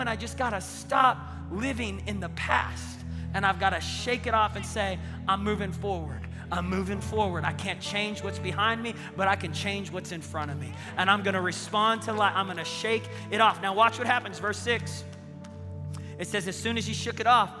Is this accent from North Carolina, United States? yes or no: no; Tulsa, Oklahoma, United States; I said, Tulsa.